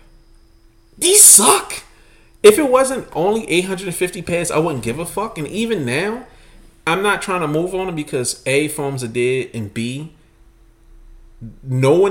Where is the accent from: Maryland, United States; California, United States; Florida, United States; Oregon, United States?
Maryland, United States; Baltimore; As a black man growing up in Baltimore